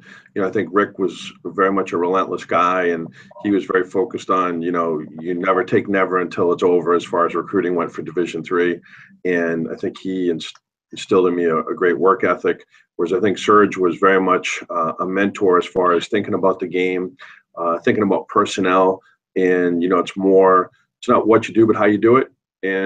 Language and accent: English; Belmont, Massachusetts, United States; I'm from Belmont, Mass